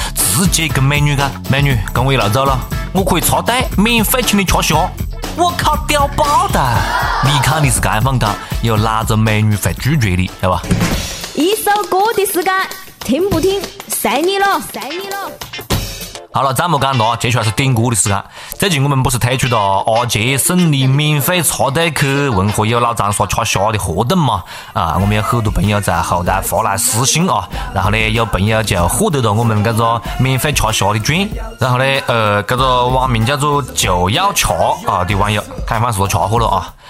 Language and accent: Chinese; Changsha, Hunan, China; accent: Changsha dialect; 由此也再次说明我们长沙话非常非常有味啊！